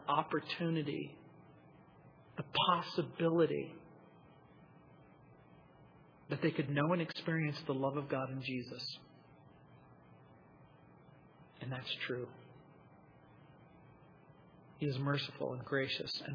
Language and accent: English; United States; Where I grew up in the Mojave Desert